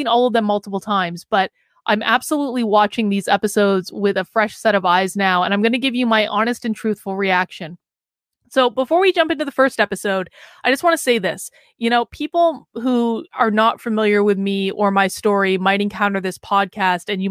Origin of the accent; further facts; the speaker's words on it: New Hampshire, United States; I am from New Hampshire, the home of Josiah Bartlett. I do actually live here